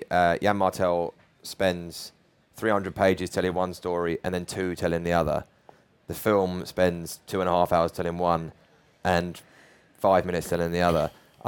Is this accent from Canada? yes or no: no; London, United Kingdom; I'm from London, this is my city